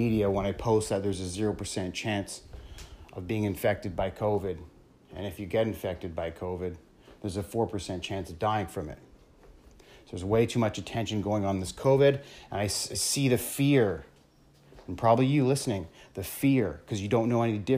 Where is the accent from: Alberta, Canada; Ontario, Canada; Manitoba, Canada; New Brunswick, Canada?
Ontario, Canada; small town; moved away as an adult; now in British Columbia, Canada; So I live in British Columbia right now. And I'm not from here. I'm from Ontario, small town Ontario